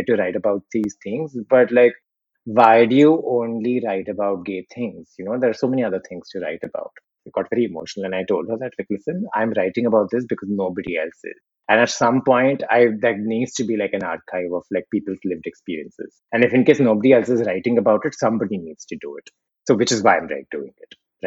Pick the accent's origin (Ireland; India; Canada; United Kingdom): India; Ahmedabad, Gujarat; we grew up in Gujarat